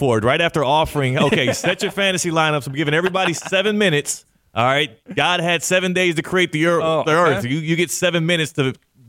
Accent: Houston, Texas, United States; I grew up in the Central time zone as well in Houston

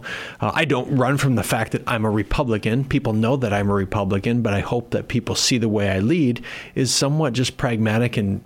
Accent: Worthington, Minnesota, United States; moved away as an adult; now in Sioux Falls, United States; I grew up in Minnesota. So Minnesota's home, still a big Minnesota sports guy as a result over in Worthington, and moved to Sioux Falls in 2000

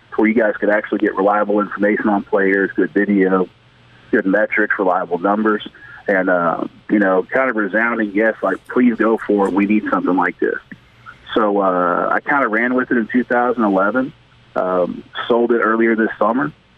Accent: East Texas, United States; I was a kid growing up in East Texas

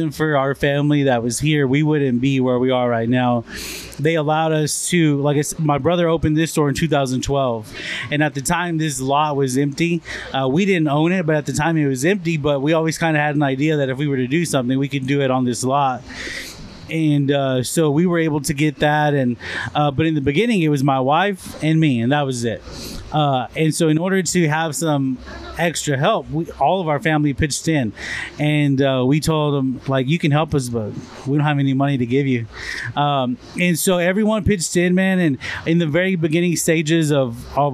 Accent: Olton, Texas, United States; I grew up here in Olton

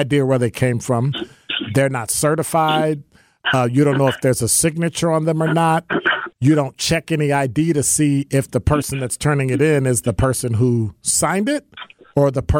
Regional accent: Chicago, Illinois, United States; I'm from Chicago

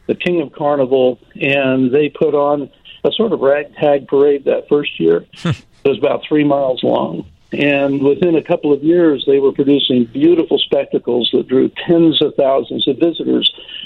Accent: the West, United States; now in New Orleans, United States; I didn't grow up in New Orleans. I grew up in the West

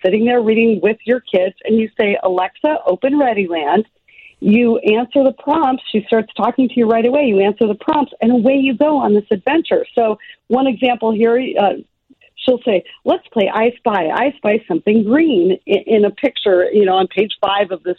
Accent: Kenai, Alaska, United States; I grew up in Kenai, Alaska, and I was working by around the age of 7

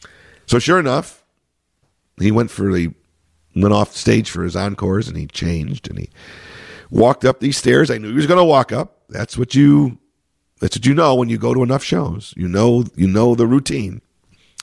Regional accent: Chicago, Illinois, United States; my hometown, in Chicago.

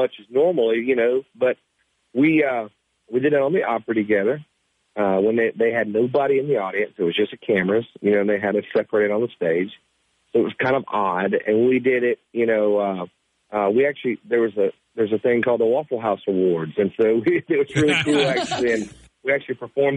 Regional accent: Sumter, South Carolina, United States; I grew up in Sumter, South Carolina

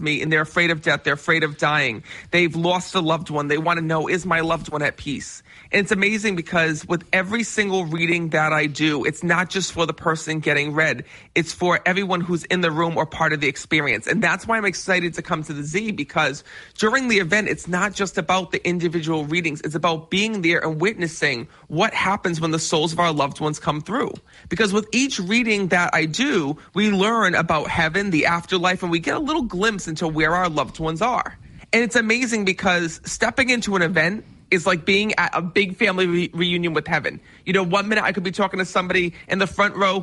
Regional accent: Cranston, Rhode Island, United States; Yes, I am from Rhode Island. I was born and raised in Cranston.

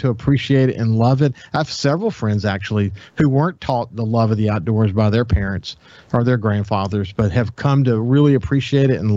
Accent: coastal Mississippi, United States; also born or lived in Birmingham, Alabama / Mobile, Alabama / Santa Rosa Island, Florida / Pensacola, Florida; I was born in Birmingham, lived in Mobile, then Santa Rosa Island, you know, Pensacola area. And then by the time we were 4, we were here in coastal Mississippi

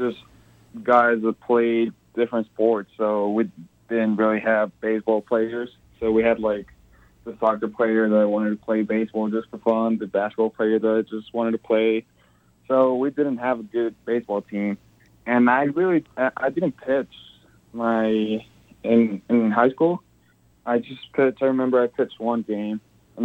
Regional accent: Ciudad Juarez, Chihuahua, Mexico; also born or lived in El Paso, Texas; I'm very, very much from El Paso as I am from Juarez

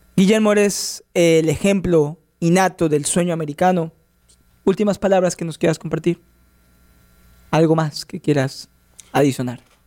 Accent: Mexico; yo soy de México

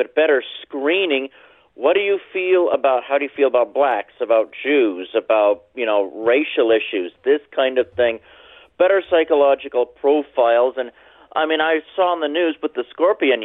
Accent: Tucson, Arizona, United States; now in Missoula, United States; I was born and raised in Tucson.

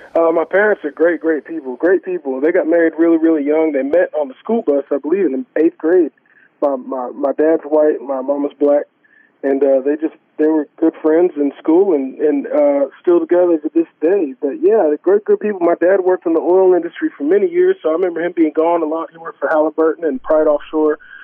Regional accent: Corpus Christi, Texas, United States; the church that we grew up going to in Corpus Christi, Texas

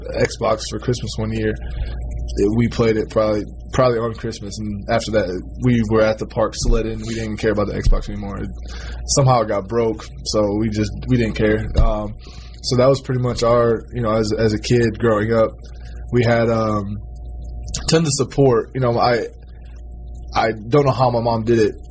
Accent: Fostoria, Ohio, United States; moved away; We were always outside, you know, playing in the streets of Fallstoria

